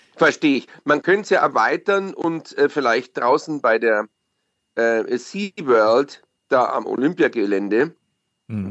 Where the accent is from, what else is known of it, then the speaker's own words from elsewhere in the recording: Bavaria, Germany; bei uns in Bayern